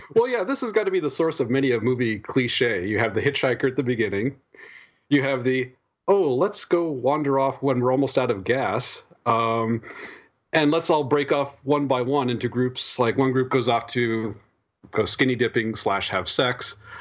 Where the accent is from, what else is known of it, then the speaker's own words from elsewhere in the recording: Iowa, United States; I grew up in Iowa